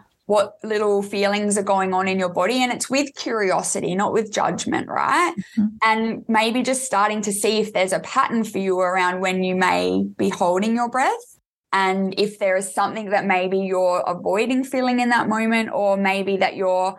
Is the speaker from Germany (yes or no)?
no; Adelaide, South Australia, Australia; I'm actually from Adelaide, South Australia